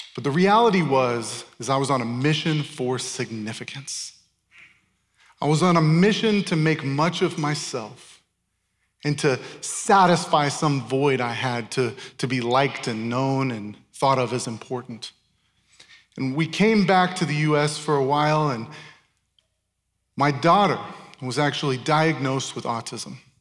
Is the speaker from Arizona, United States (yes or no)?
yes; Tempe, Arizona, United States; moved away as an adult; also born or lived in Chandler, Arizona / Ankara, Turkey; I grew up in Tempe and Chandler. I grew up in this area